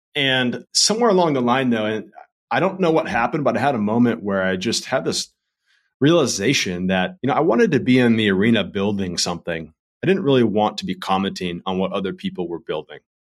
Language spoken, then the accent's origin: English; Redondo Beach, California, United States; moved away as an adult; also born or lived in North Carolina; I grew up in Redondo Beach, California